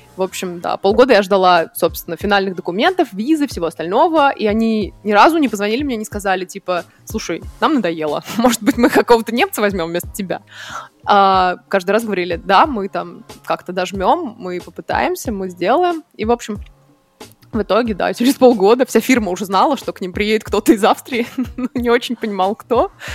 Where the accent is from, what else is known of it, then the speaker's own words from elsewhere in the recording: Nizhny Novgorod, Nizhny Novgorod Oblast, Russia; moved away as an adult; also born or lived in Vienna, Austria; now in Berlin, Germany; Я из Нижнего Новгорода, из России. И я сейчас в Берлине.